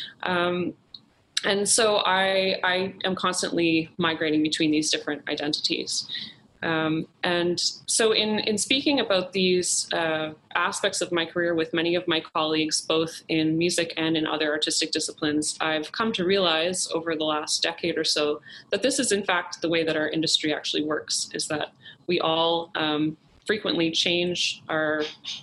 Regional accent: Halifax, Nova Scotia, Canada; moved away; also born or lived in Toronto; I was also born and raised in Halifax, Nova Scotia

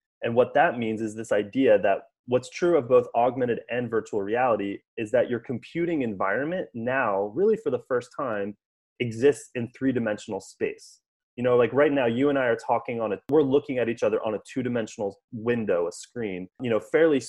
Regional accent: United States; growing up in the United States

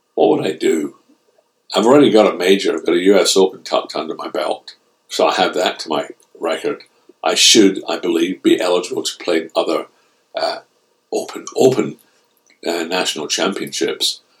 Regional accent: Scotland, United Kingdom; being a Scotsman.

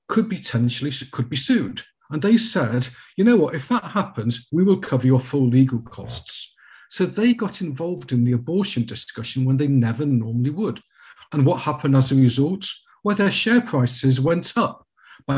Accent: United Kingdom; as a Brit

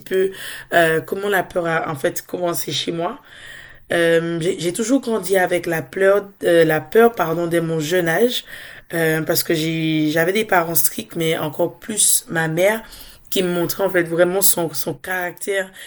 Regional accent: Dominica; now in France; Je suis dominicaise, donc je viens de l'île de la Dominique.

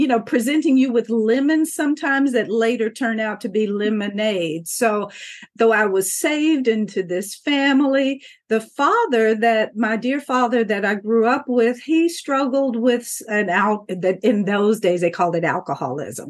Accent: Kentucky, United States; as a child, I grew up in the Commonwealth of Kentucky

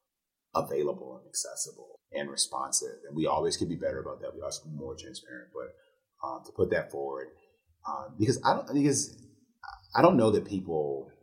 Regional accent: Detroit, Michigan, United States; I'm from Detroit

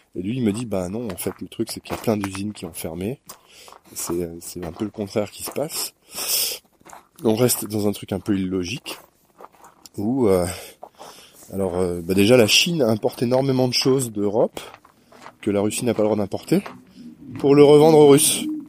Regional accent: Normandy, France; je suis normand

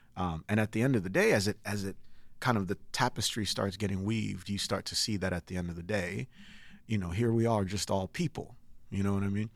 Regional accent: Connecticut, United States; also born or lived in Nigeria; I grew up in Connecticut

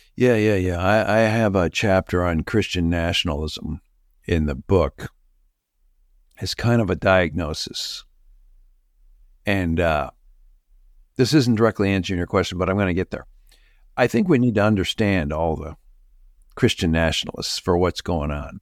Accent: Canada; moved away; Even when I grew up in Canada, my mom was from Chicago

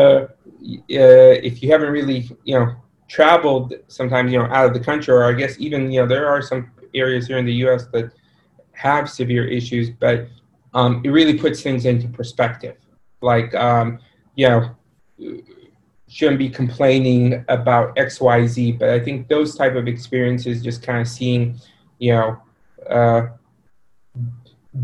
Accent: Sudan; also born or lived in Egypt; Initial background is myself and my family were Egyptian, but I was born in Sudan

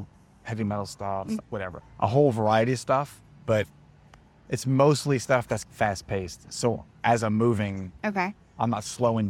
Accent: New Orleans, Louisiana, United States; I grew up in New Orleans

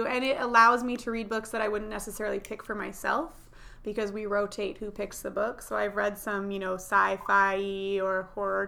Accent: Fife, Washington, United States; also born or lived in New Jersey; I graduated from Fife

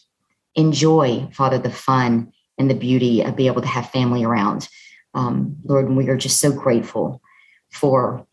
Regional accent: Southern Alabama, United States; I'm from Southern Alabama

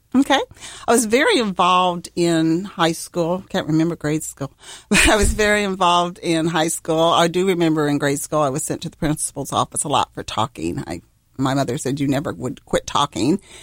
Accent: Missouri, United States; now in Ohio, United States; I'm from Missouri, the Show Me State

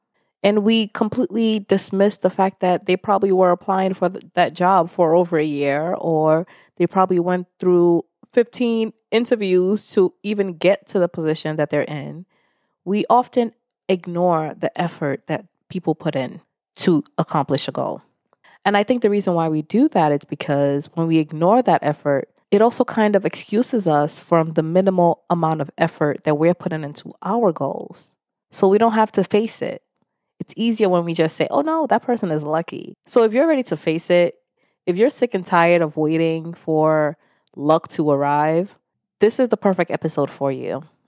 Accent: Nigeria; Especially being Nigerian, there are 3 jobs you're supposed to have. Doctor, lawyer, or engineer. Anything out of that, it's like it's just not an option growing up.

